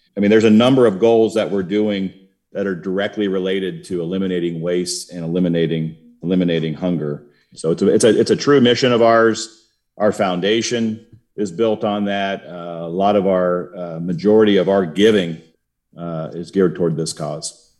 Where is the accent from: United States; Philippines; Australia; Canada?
United States; Cincinnati, Ohio; moved away as an adult; also born or lived in Warsaw, Poland; I grew up in Cincinnati, but I wound up, uh, moving nine times and coming back to Cincinnati four times